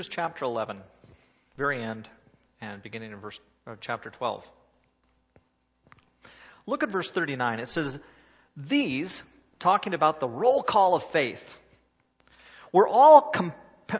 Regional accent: Oregon, United States; I'm from Oregon. And where I come from is where runners come from.

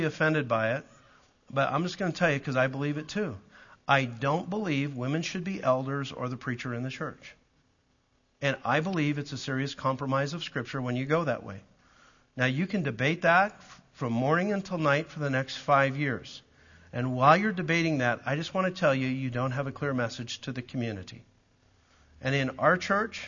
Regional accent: Calgary, Alberta, Canada; also born or lived in Southern US (Southern Baptist area); now in United States; I'm a Canadian from Calgary

